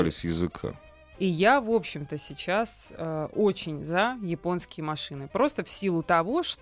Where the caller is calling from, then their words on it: Moscow, Russia; я из Москвы вам звоню